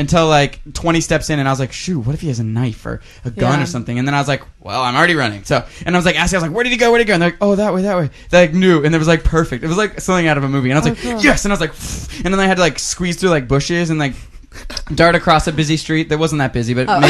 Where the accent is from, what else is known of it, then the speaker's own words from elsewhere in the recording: Texas, United States; It's part of our culture here. See, I'm from Texas, and 2 years ago, I was back home at this very location